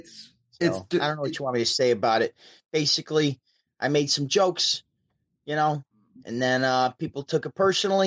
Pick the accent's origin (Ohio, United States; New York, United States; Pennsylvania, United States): New York, United States; Syracuse; I'm from Syracuse, New York. I'm like 5 to 6 hour drive away from New York City.